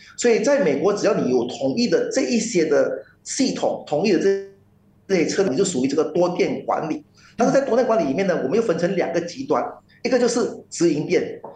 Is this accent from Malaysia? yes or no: yes; Malaysia; 我们马来西亚人